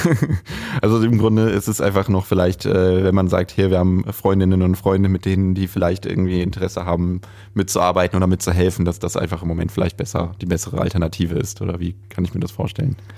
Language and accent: German; Lippstadt, North Rhine-Westphalia, Germany; moved away; ich bin äh, gebürtiger Lippstädter